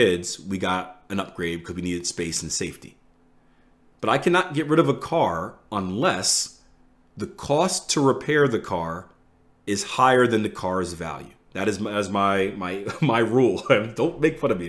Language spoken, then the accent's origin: English; Philadelphia, Pennsylvania, United States; I'm from Philly, one of the most dangerous places in the US